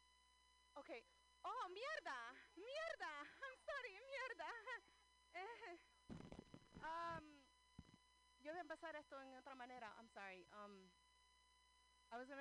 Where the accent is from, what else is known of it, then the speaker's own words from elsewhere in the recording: New Jersey, United States; moved away as an adult; now in Oakland, United States; I'm originally from Jersey, and I moved out here to Oakland 8 years ago